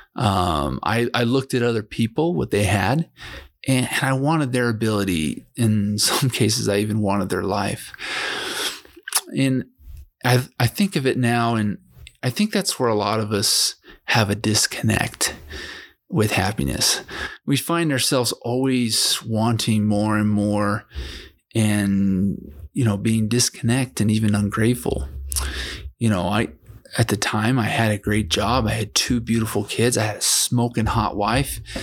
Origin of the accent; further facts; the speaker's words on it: Provo, Utah, United States; now in Vernal, United States; I'm from Vernal, Utah. I grew up in Provo, Utah